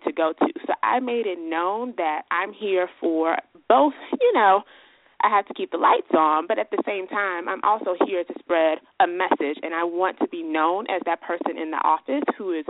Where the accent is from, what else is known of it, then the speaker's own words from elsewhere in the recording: Chicago, Illinois, United States; I'm a Chicago native